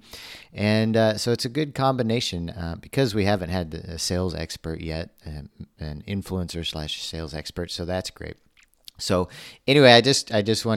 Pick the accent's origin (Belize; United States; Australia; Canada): United States; Missouri; now in Rio de Janeiro, Brazil; I grew up in Missouri